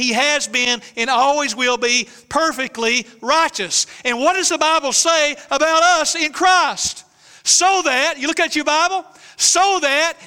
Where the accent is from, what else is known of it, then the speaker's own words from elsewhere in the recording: East Tennessee, United States; I'm proud to be a hillbilly from East Tennessee